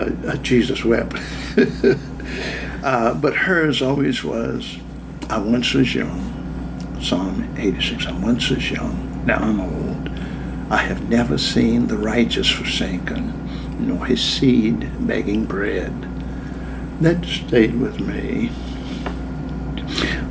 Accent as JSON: {"language": "English", "town": "Yancey Mills", "region": "Virginia", "country": "United States", "tie": "born or raised there", "also_born_or_lived": "Charlottesville, Virginia", "said": "I was born in Charlottesville and grew up in a little town called Yancey Mills, west of Charlottesville, 12 miles"}